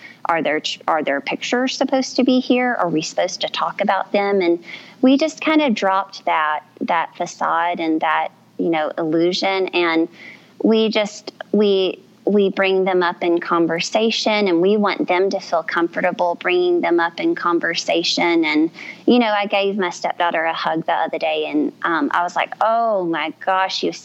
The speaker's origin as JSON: {"language": "English", "region": "South Louisiana", "country": "United States", "tie": "born or raised there", "said": "I was raised in the Cajun community in South Louisiana."}